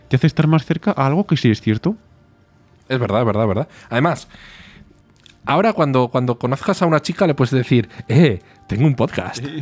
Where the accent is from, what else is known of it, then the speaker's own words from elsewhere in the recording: Málaga, Andalusia, Spain; Una frase, porque soy andaluz. Me acuerdo de una frase. … soy de Málaga.